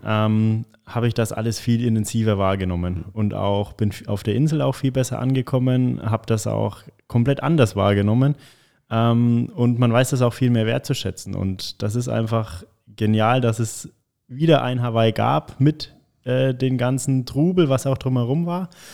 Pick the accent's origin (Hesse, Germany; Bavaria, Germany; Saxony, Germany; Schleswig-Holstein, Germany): Bavaria, Germany; Michelau; also born or lived in Lichtenfels / Bayreuth; Ich bin in Michelau in Oberfranken mhm. aufgewachsen